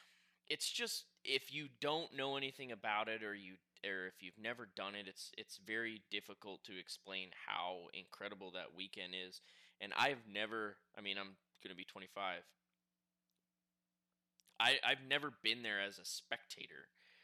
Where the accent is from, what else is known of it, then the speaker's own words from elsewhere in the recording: Midwest, United States; Growing up in the Midwest, you were dying for Fall Crandon to come